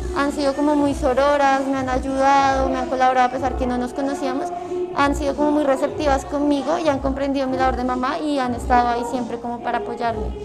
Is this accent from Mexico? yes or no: no; Cajicá, Cundinamarca, Colombia; Yo soy de Cajica, Cundinamarca